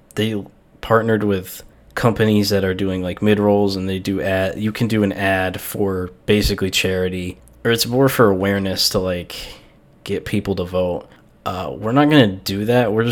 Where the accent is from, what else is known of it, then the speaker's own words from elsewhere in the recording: New York, United States; now in Ohio, United States; I'm from New York